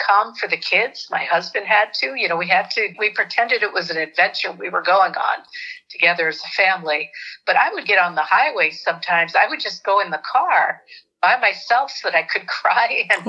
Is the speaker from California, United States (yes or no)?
no; North Attleboro, Massachusetts, United States; moved away as an adult; also born or lived in West Africa; now in Michigan, United States; I'm from a small town called North Attleboro, Massachusetts